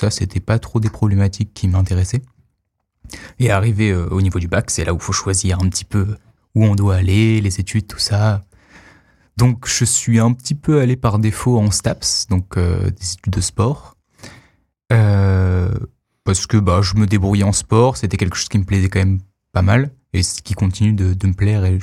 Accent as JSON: {"language": "French", "town": "Arles", "region": "Provence-Alpes-Côte d'Azur", "country": "France", "said": "Alors à la base, donc je viens de Arles, dans le sud, même si j'ai quelques racines parisiennes."}